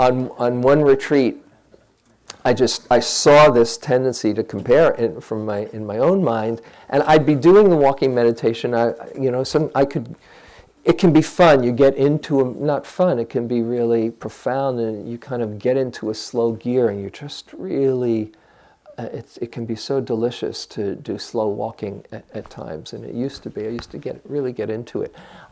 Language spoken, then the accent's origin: English; California, United States; I'm from the Bay Area, you know.